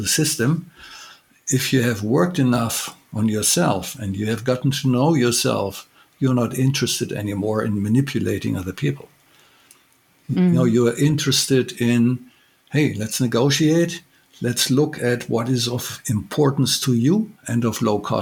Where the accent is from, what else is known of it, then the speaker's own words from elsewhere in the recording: Germany; I'm from Germany